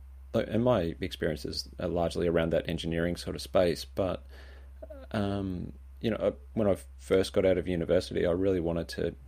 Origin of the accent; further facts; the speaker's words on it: Swan Hill, Victoria, Australia; So I grew up in Swan Hill on a beef cattle farm and, trucked off to university and studied electronic engineering